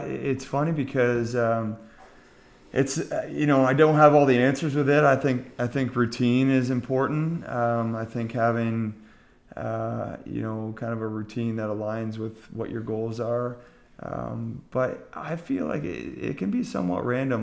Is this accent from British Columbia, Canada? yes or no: no; Montreal, Quebec, Canada; moved away; also born or lived in Ontario; I'm originally from Montreal